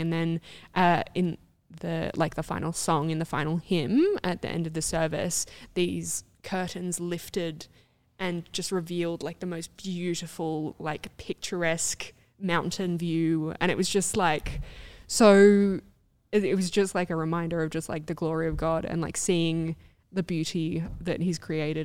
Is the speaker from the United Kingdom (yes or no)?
no; Australia; I was Australian